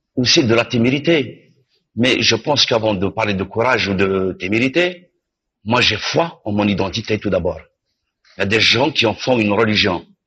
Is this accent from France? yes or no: no; Algeria; je suis algérien, je suis né en Algérie.